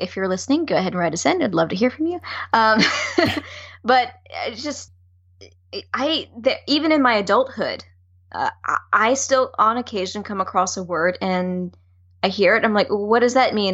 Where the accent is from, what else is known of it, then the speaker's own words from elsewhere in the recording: the South, United States; I grew up in the South